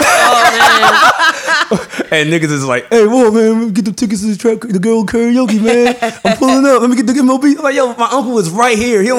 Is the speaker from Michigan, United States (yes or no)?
no; Glenarden, Maryland, United States; I'm from Glendon. I live right by FedEx Field.